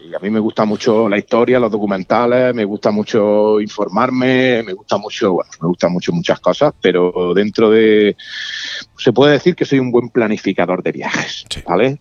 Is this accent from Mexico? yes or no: no; Spain; yo soy de España